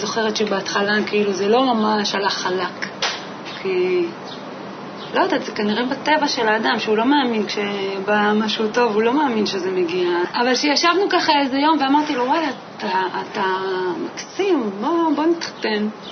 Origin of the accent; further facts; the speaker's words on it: Moshav near Rehovot, Central District, Israel; moved away as an adult; now in Petah Tikva, Israel; גדלתי במושב שנקרא מושב בתל אלעזר, אה, זה נמצא ליד רחובות. שם גם נולדתי וגרתי שם ממש עד גיל 18